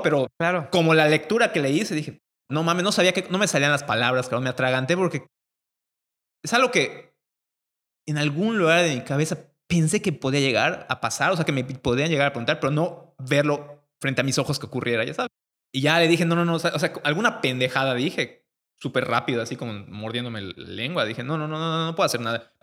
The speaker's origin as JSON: {"language": "Spanish", "town": "Mérida", "region": "Yucatán", "country": "Mexico", "said": "llegamos todos los 30 alumnos de Mérida, los 20 niños de Mérida"}